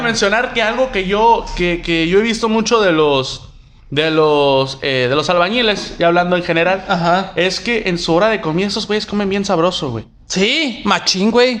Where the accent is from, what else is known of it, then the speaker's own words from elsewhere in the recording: Mexico; Somos, somos mexicanos